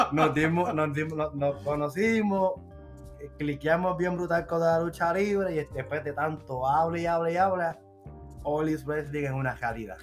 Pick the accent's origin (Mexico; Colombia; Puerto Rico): Puerto Rico; now in Virginia, United States; somos de Puerto Rico